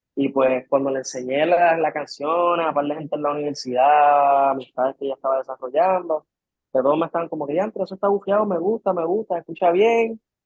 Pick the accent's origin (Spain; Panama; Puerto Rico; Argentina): Puerto Rico; soy de Puerto Rico de toda la vida